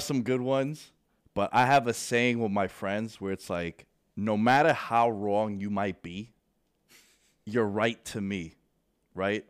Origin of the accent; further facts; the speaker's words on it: New York City, New York, United States; Born and raised in New York. Um, Queens Boulevard is three blocks away